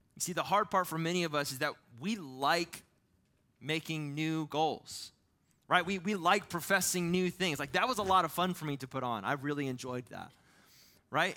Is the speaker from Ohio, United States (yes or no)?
yes; Ohio, United States; moved away; I'm from Ohio